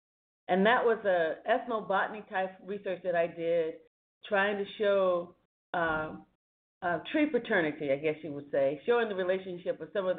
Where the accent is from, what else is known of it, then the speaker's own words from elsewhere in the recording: United States; also born or lived in Portsmouth, Virginia / Virginia; now in Louisiana, United States; in Portsmouth, Virginia, and raised between North Carolina and South Carolina.